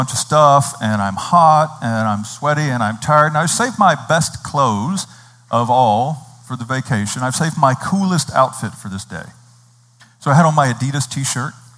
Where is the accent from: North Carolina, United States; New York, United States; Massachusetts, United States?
North Carolina, United States; moved away; I grew up in North Carolina. I grew up in a wonderfully rural kind of a setting in North Carolina.